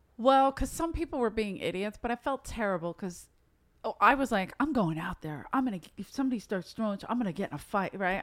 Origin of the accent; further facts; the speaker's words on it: Philadelphia, Pennsylvania, United States; now in Los Angeles, United States; originally I'm from South Philly